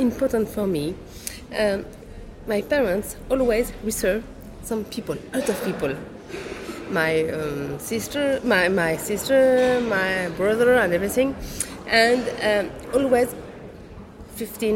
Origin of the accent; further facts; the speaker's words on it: Brittany, France; English is a second language; now in Paris, France; I come from Brittany